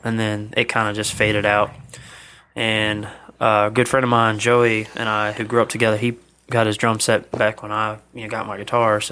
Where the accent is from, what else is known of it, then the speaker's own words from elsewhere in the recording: Holland Springs, United States; also born or lived in New Kent; Grew up in Holland Springs. I used to live in New Kent. Now I'm back in Holland Springs